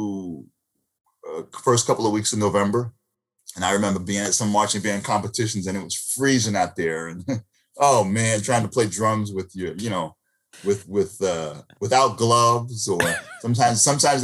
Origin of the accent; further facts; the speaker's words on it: Lindenhurst, New York, United States; Originally from Lindenhurst, Long Island